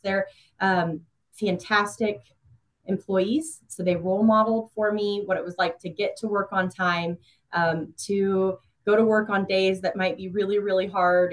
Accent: Emporia, Kansas, United States; also born or lived in Johnson County, Kansas; I was born and raised in Emporia, Kansas

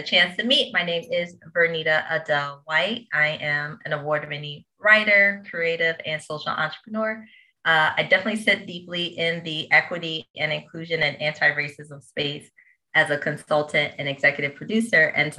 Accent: Rochester, New York, United States; also born or lived in New Orleans, Louisiana; now in Brooklyn, United States; originally, I actually grew up in upstate New York, Rochester, New York

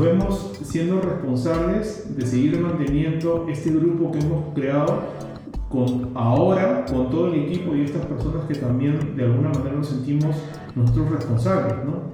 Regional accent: Peru; somos peruanos, amamos ser peruanos

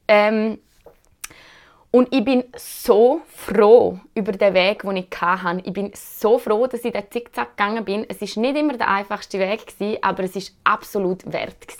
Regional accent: Switzerland; als Schweizer Bürgerinnen und Bürger

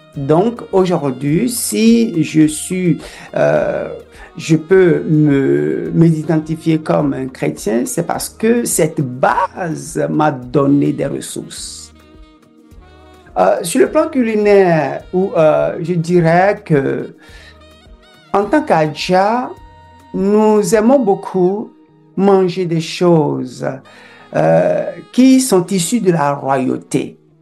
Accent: Adjivu, Togo; moved away as an adult; also born or lived in France; now in Canada; Je suis né dans un petit village qui s'appelle Adjivu, au sud-ouest du Togo, frontière entre le Togo et le Bénin

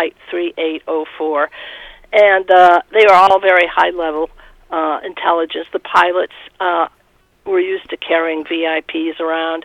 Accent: Winchester, Massachusetts, United States; also born or lived in Beirut, Lebanon; I grew up in Winchester, Massachusetts.

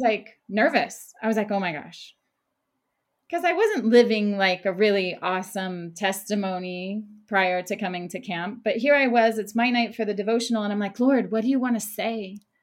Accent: Oklahoma, United States; moved away as an adult; now in Jerusalem; I was raised in Oklahoma, a small town in Oklahoma

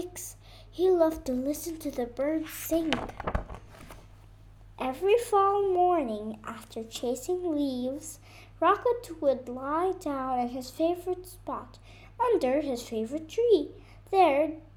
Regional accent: Beirut, Beirut Governorate, Lebanon; I'm from Lebanon, Beirut

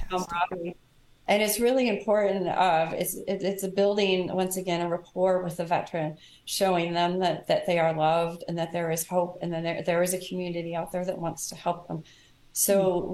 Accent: Kansas City, United States; I'm from Kansas City

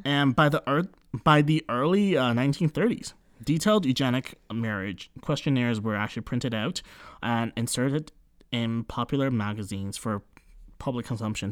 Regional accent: Canada; We are born and raised yeah. in Canada, so we're um, you know, we're considered Canadian

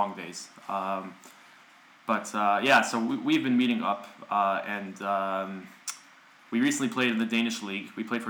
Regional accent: United States; now in Copenhagen, Denmark; I'm an American.

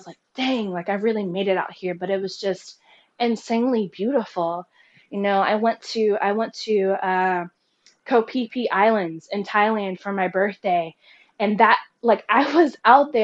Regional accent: United States; moved away; I'm from the United States

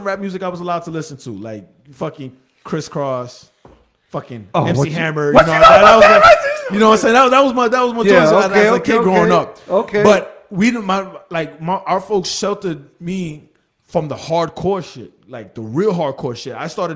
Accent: New York, United States; I grew up in New York. We both grew up in New York, and hip-hop was everywhere.

